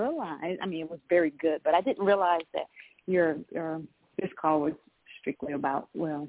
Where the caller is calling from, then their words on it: Georgia, United States; I'm calling from Georgia.